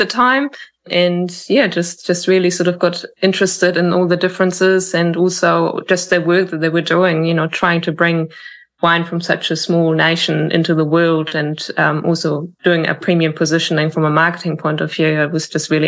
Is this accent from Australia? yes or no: no; Germany; moved away as an adult; now in New Zealand; I'm from Germany